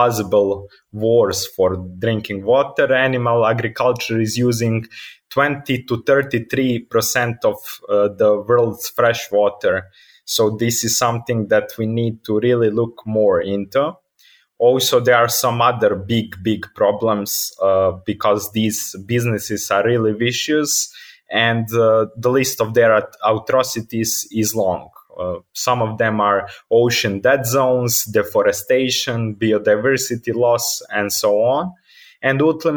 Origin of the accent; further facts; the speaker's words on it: Montenegro; I'm from Montenegro. I live in Kotor, where I'm based right now